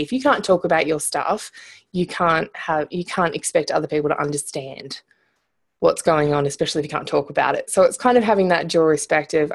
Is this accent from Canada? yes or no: no; Munro, Australia; accent: Australian; I'm Australian, if you haven't picked up from the accent already. Um, so I was, grew up in a little town called Munro, and it had about hundred people in it.